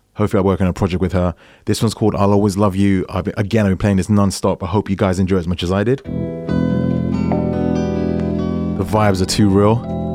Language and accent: English; England, United Kingdom; I'm English, not American